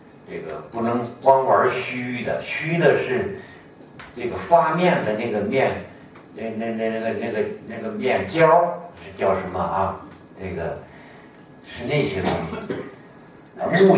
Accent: Hebei, China; 哪有这么欺负我们河北人的？

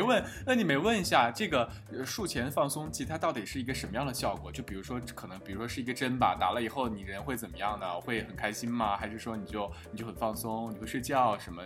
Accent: China; now in Europe; 我们中国人

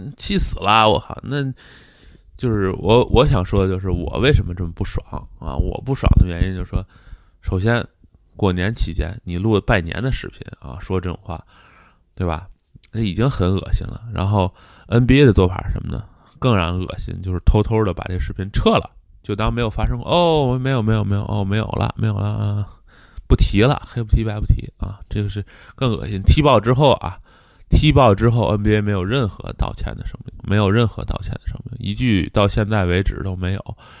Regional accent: Tianjin, China; 我是一个天津人

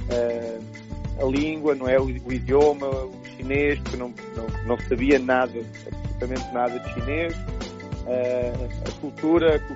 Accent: Lisbon, Portugal; moved away as an adult; now in China; eu sou, sou português, sou de Portugal, natural de, de Lisboa

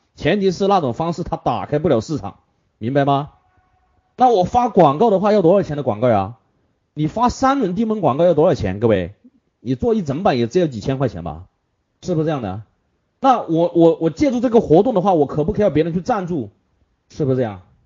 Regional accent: Hunan, China; 这是我们湖南人的最爱

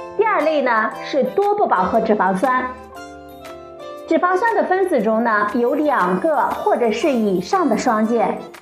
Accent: China; 我们中国人厨房里必不可少的一种食材

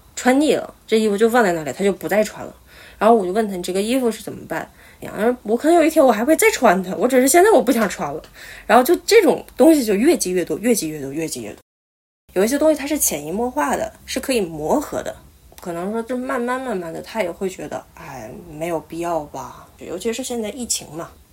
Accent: Liaoning, China; moved away as an adult; now in Kobe, Japan; 我是辽宁人，现在在日本神户读本科，正在准备考研

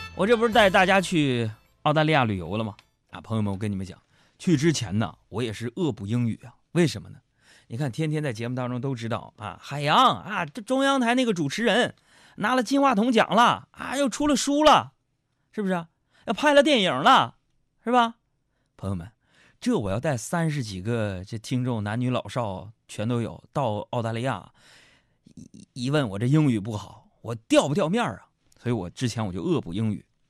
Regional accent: China; I come, uh, from China

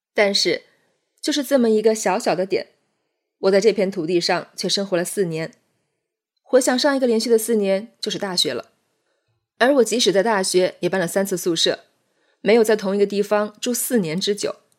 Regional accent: Jiangnan, China; moved away as an adult; now in Beijing, China; 这里不是我的家乡，我的家乡在千里之外的南方，在丘陵地带的山水田园，在依山傍水的江南望郡，那里是我生长的地方

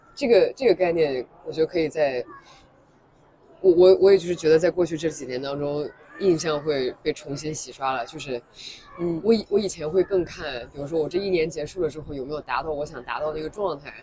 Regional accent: China; 作为一个，一个中国人，一个亚洲人

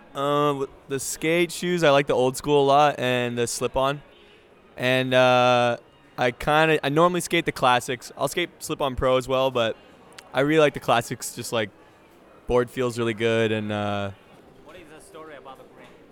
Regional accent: Canada; I played hockey because I'm Canadian

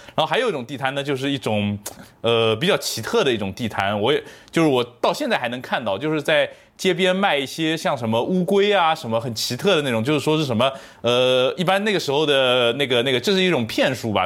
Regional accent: Shaoxing, Zhejiang, China; moved away; 我是绍兴长大的

